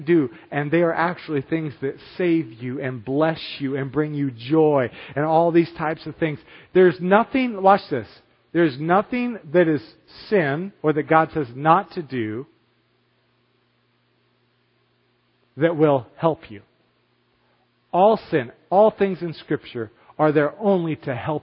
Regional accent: United States; me as an American

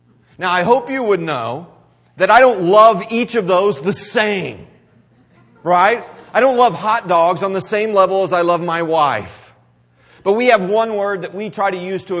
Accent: Missouri, United States; I'm from Missouri

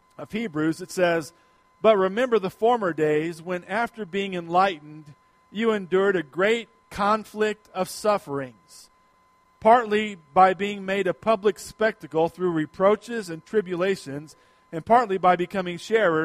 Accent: United States; as American Christians

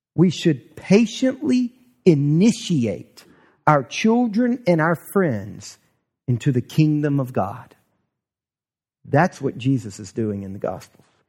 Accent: the South, United States; we grew up here in the South

